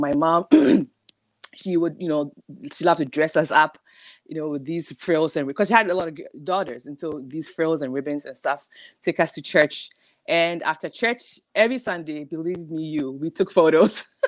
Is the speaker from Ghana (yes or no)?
yes; Ghana; moved away; growing up in Ghana